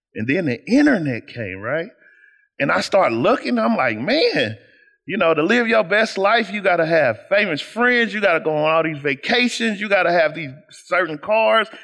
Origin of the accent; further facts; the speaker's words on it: Kansas City, United States; I am essentially a boy from Kansas City